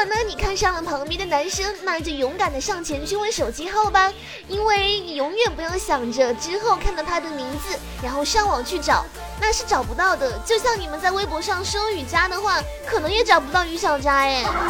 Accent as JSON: {"language": "Chinese", "town": "Fuzhou", "region": "Fujian", "country": "China", "said": "我是福建福州的"}